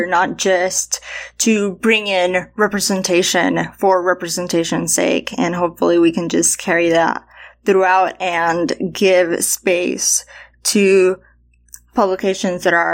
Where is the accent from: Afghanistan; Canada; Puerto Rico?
Puerto Rico; moved away as an adult; I when I moved from Puerto Rico to Philadelphia to go to college, I started learning about Broadway